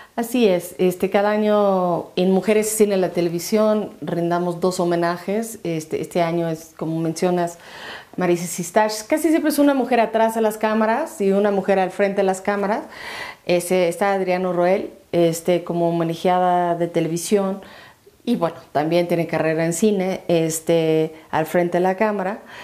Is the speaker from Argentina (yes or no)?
no; United States; now in Mexico; como gringa